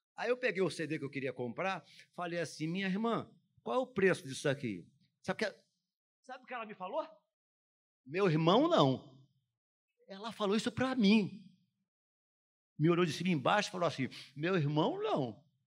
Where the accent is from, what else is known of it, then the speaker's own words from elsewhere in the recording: Brazil; eu sou nascido e criado no Jardim Metrópolis